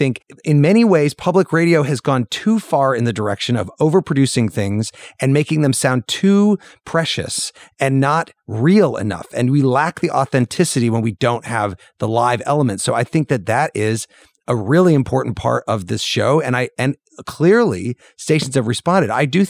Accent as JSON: {"language": "English", "region": "Illinois", "country": "United States", "tie": "born or raised there", "said": "When I was growing up in Central Illinois, I used to listen to the radio at night."}